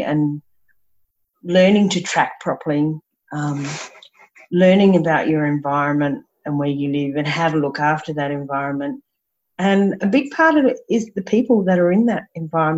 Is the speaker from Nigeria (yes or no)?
no; Brisbane, Queensland, Australia; I grew up around Brisbane and Bribie Island and the beach, and had horses